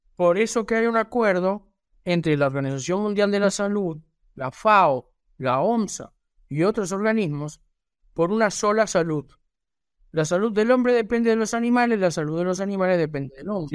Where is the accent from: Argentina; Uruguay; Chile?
Uruguay; aquí en mi país, en Uruguay